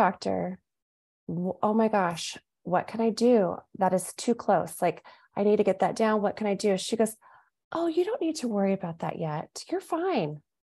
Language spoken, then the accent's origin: English; Southern California, United States; moved away as an adult; now in Phoenix, United States; I'm originally from Southern California, we moved to Phoenix about 5 years ago